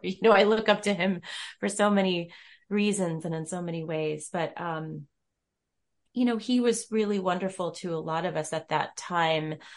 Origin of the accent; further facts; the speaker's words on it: Rochester, New York, United States; I'm from Rochester, New York